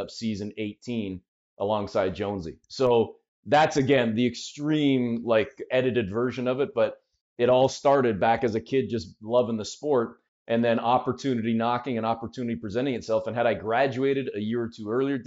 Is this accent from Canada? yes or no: yes; Canada; I'm a weird Canadian